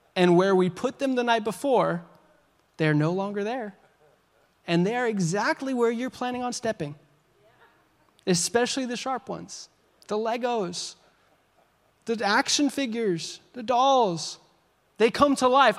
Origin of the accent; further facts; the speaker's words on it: Washington, United States; moved away; We're from Washington State